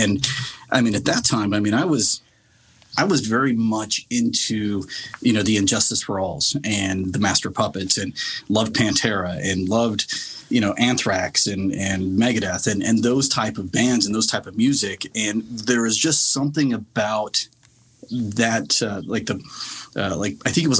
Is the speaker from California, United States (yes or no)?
yes; Anaheim, California, United States; I grew up in the Anaheim area of California